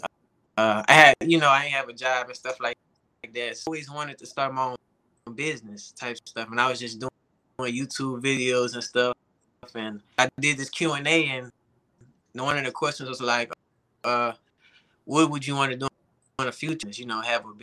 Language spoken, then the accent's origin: English; New Orleans, Louisiana, United States; now in Texas, United States; I'm from New Orleans, Louisiana